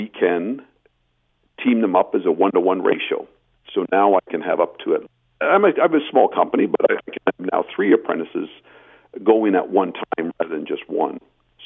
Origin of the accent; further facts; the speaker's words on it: Belleville, Ontario, Canada; I come from Belleville, Ontario, where the projects are much smaller